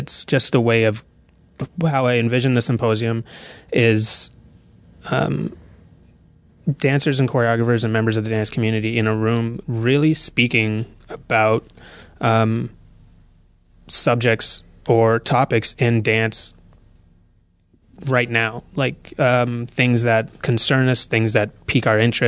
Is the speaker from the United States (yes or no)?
no; Toronto, Ontario, Canada; I'm from Toronto, Ontario. I don't know how in much detail to go. I went to a fine arts high school in Toronto.